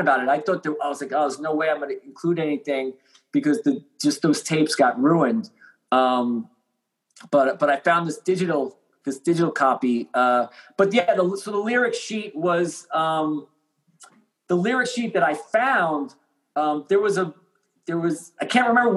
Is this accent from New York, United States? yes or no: yes; Long Island, New York, United States; we're from Long Island